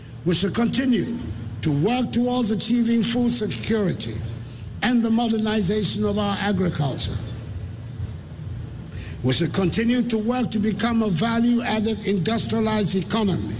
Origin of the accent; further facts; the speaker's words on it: Ghana; Fellow Ghanaians